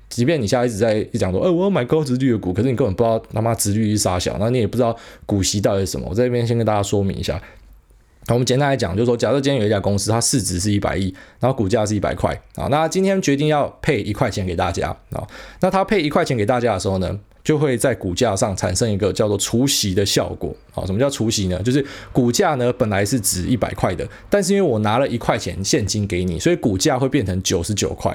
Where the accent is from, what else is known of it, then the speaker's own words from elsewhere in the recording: Taiwan; 我们台湾人